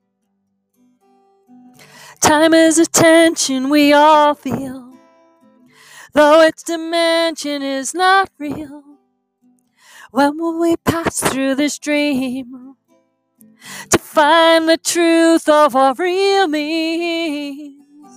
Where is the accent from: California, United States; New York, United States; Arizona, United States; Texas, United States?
New York, United States; New York City; now in Keene, United States; I grew up in Brooklyn